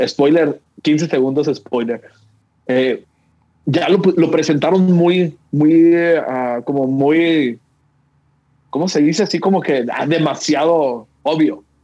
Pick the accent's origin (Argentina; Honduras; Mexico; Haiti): Mexico; somos los mexicanos